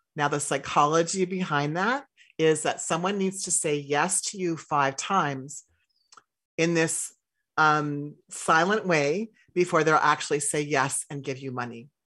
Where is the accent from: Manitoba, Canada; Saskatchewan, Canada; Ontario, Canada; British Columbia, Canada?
Saskatchewan, Canada; I grew up in Saskatchewan